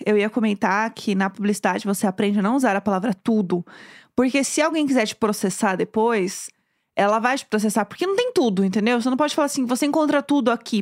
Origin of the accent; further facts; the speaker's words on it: São Paulo, Brazil; eu sou de São Paulo, né? E eu, querendo ou não, frequentava a classe média de São Paulo.